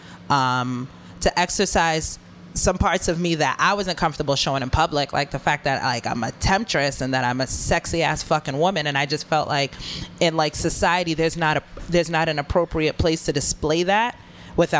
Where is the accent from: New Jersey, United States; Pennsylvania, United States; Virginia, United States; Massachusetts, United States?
Massachusetts, United States; Boston; I'm from Boston.